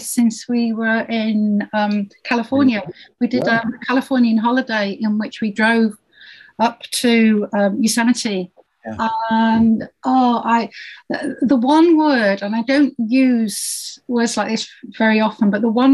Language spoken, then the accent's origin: English; Yorkshire and the Humber, United Kingdom; I grew up in Yorkshire